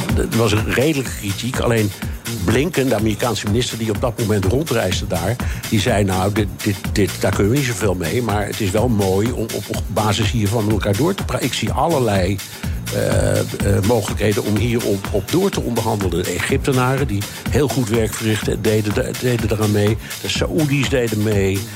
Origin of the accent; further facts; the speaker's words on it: Amsterdam, North Holland, Netherlands; ik ben in Amsterdam opgegroeid